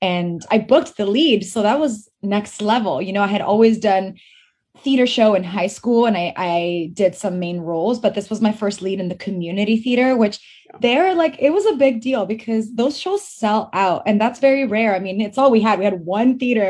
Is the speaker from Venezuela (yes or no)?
yes; Venezuela; moved away; also born or lived in Fort McMurray, Alberta, Canada; I grew up in Venezuela